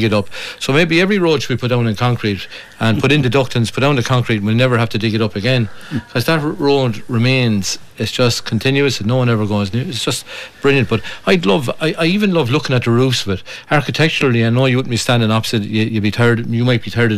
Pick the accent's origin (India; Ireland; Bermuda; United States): Ireland; Kilkenny, Leinster; I grew up in the Army Flats